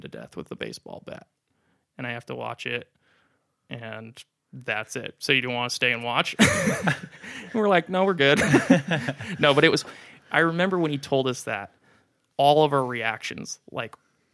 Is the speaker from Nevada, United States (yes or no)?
yes; Las Vegas, Nevada, United States; I'm from Las Vegas. I was born and raised.